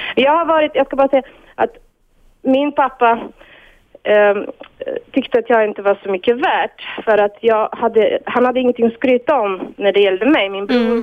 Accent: Bulgaria; Swedish is a second language; moved away as an adult; now in Sweden; jag själv kommer från ett eh, öststatiskt land, Bulgarien

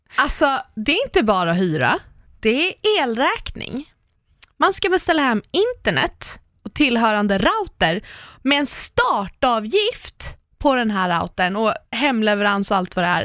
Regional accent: Lidingö, Stockholm County, Sweden; komma tillbaka till Lidingö och bara åh, jag växte upp här

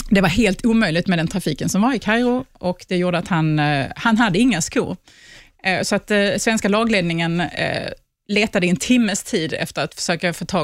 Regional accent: Sweden; man förstår inte som svensk

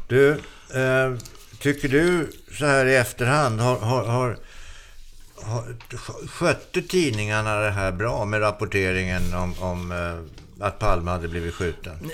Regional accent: Solna, Stockholm County, Sweden; Sjövägen i Solna där jag växte upp

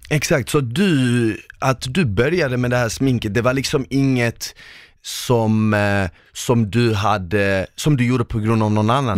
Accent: Malmö, Skåne, Sweden; en kille från Malmö

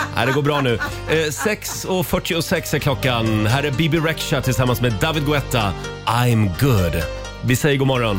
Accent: Sweden; vi är ju svenskar

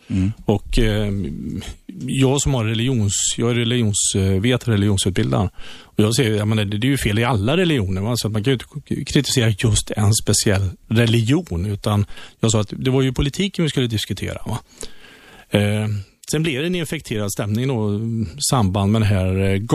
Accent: Värmland, Sweden; moved away; also born or lived in Skaraborg, Västra Götaland; jag är från Värmland.

